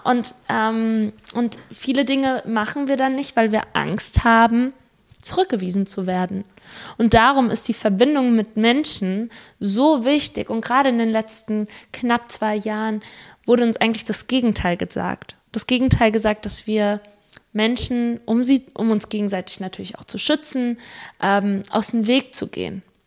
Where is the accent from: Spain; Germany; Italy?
Spain; moved away; ich bin Spanierin